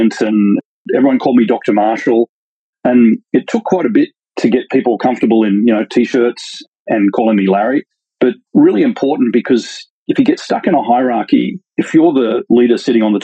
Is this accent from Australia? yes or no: yes; Australia; moved away; also born or lived in Silicon Valley; I'm an Aussie scientist